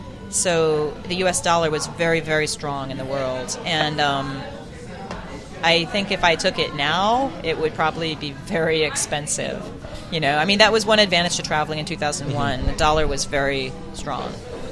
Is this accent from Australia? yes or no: yes; Australia; I'm an Australian in China, and I ended up in Australia.